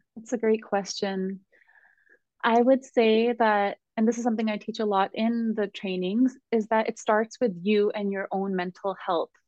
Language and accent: English; Southern California, United States; I grew up in Southern California as a highly sensitive little girl